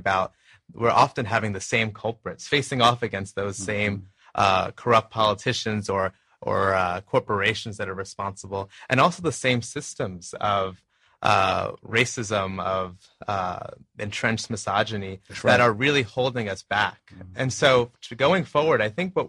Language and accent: English; Long Island, New York, United States; I grew up in Long Island, New York